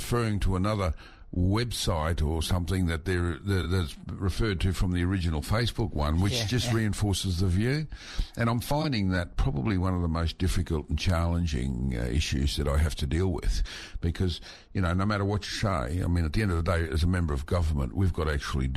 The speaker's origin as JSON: {"language": "English", "town": "Mareeba", "region": "Queensland", "country": "Australia", "tie": "born or raised there", "said": "I grew up in Mareeba, many of my school friends were Indigenous."}